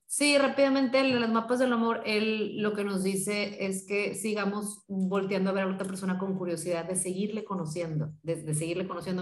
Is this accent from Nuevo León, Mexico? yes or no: yes; Monterrey, Nuevo León, Mexico; yo soy de aquí de Monterrey